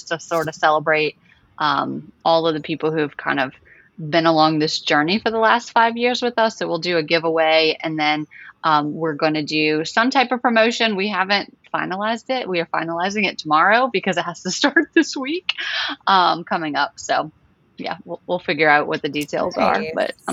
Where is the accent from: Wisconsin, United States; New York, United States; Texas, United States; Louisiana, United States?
Louisiana, United States; New Orleans; I'm from New Orleans, Louisiana